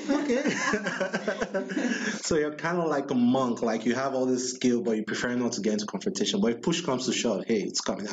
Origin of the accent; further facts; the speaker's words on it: Nigeria; I'm Nigerian